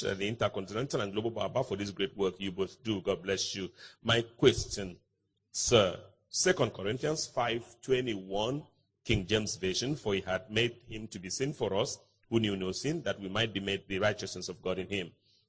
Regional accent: Malawi; I'm from Malawi, by the way.

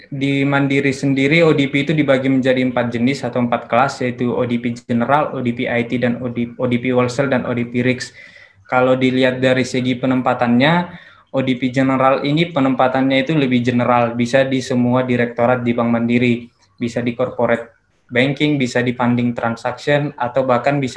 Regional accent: Balige, North Sumatra, Indonesia; Saya besar dan lahir dan besar di Bali G, SD sampai SMA saya tamatkan dari G juga, saya dari SMA Negeri 2 Bali G

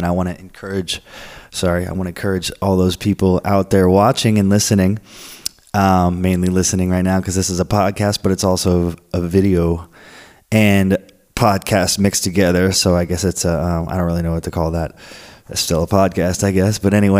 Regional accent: Florence, Oregon, United States; also born or lived in Portland, Oregon; now in San Diego, United States; I came from a small city in Florence, Oregon. Well, I came from Portland to here, Portland, Oregon. Still, I was there for a year, and Portland's not that big. So here I am in San Diego

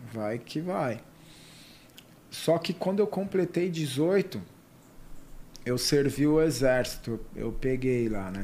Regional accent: Ribeirão Preto, São Paulo, Brazil; eu nasci no interior, sou de Ribeirão Preto.

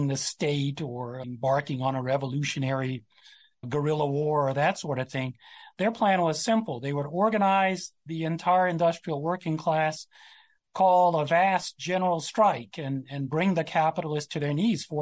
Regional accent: South Central Louisiana, United States; I'm from Louisiana, South Central Louisiana, not too far from where I grew up and where my family's from

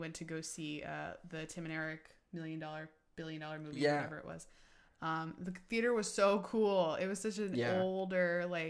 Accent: Yonkers, New York, United States; I grew up in Yonkers, New York

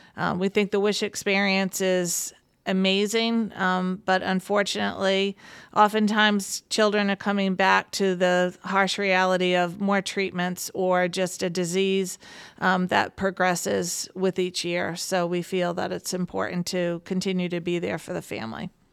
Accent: Warwick, Rhode Island, United States; I am born and bred in Warwick

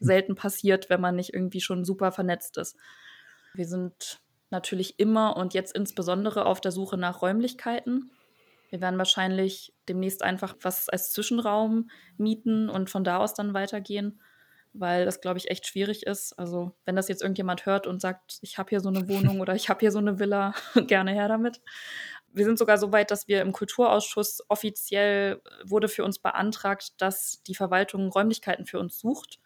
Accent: Dresden, Saxony, Germany; also born or lived in Verona, Italy; Ich bin in Deutschland geboren

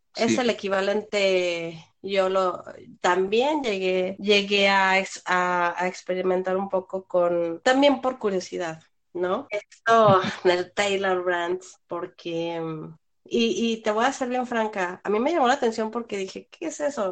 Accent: Mexico; los dos somos mexicanos

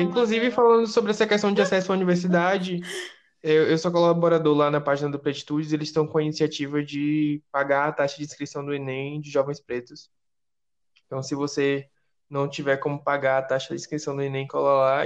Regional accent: Salvador, Bahia, Brazil; aqui em Salvador, já que nós, nós Lista Preta somos de Salvador

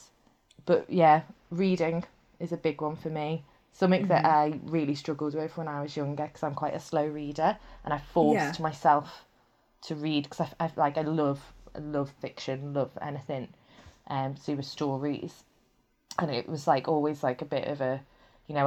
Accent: Liverpool, North West England, United Kingdom; moved away; I'm from Liverpool originally. So I lived in a place called Crosby and we had a coast front there

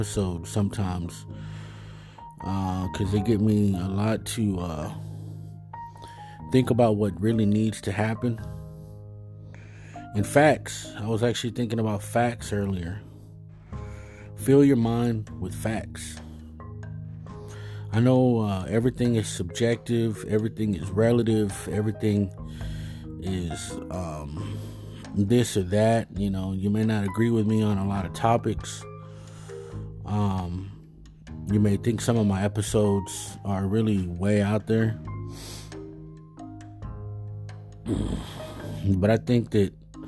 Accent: United States; I am Mexicano, and I'm American too, so I embrace the word Chicano.

